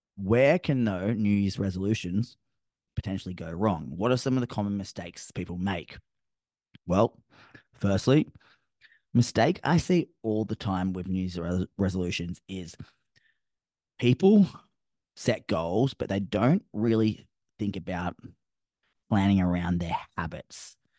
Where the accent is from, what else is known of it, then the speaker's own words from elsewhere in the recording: Sydney, New South Wales, Australia; now in Gold Coast, Australia; I'm from Sydney originally